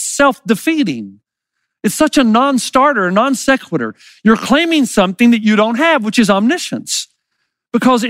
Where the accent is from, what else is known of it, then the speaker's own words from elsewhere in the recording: the South, United States; I grew up in the South